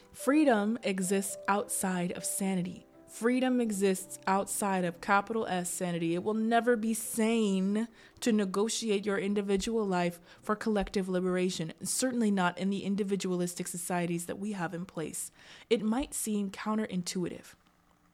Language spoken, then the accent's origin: English; Littleton, Colorado, United States; Littleton, Colorado, my hometown